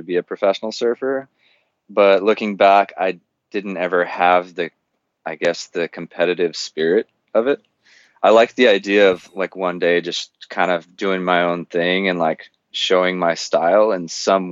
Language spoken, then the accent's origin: English; Southern California, United States; I grew up in Southern California, kind of the stereotypical SoCal dude